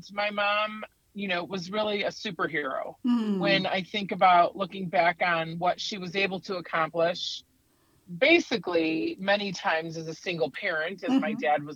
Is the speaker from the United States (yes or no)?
yes; United States; a business in my hometown of Wakanda called Kramer's Country Casuals.